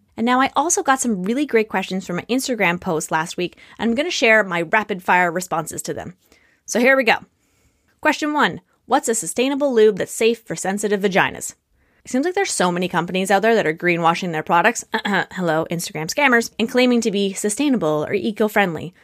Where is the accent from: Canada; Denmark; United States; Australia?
Canada; I'm not American